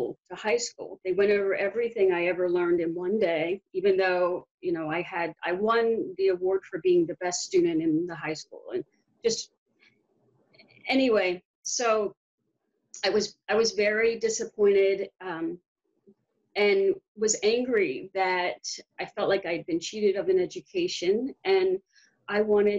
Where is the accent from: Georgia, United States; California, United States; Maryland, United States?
Maryland, United States; Baltimore; moved away as an adult; also born or lived in Arlington, Virginia; I grew up in West Baltimore, where the riots were